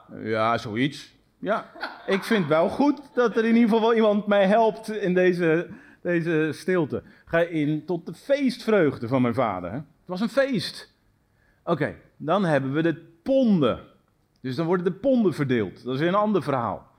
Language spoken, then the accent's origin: Dutch; Netherlands; ons als Nederlanders